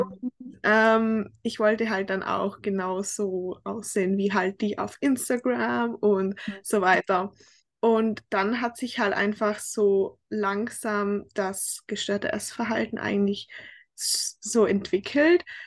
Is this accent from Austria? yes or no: yes; Tyrol, Austria; accent: Tyrolean dialect; moved away as an adult; now in United States; ich komme ursprünglich aus Österreich, also aus Tirol. Ich habe eigentlich einen sehr starken Dialekt